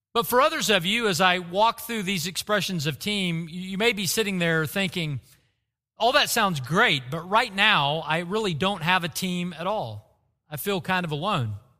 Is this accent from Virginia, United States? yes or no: no; Bartlesville, Oklahoma, United States; Growing up in Bartlesville, Oklahoma